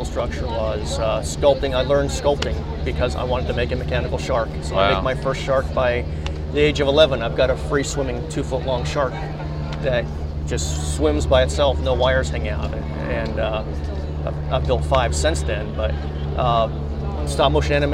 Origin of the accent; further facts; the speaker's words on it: Florida, United States; I was raised in Florida, so we were only about 1,000 feet from the ocean when I first started shark fishing